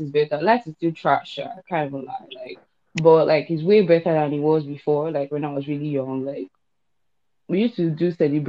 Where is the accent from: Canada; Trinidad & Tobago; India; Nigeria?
Nigeria; moved away as an adult; also born or lived in Ukraine; since I left Nigeria.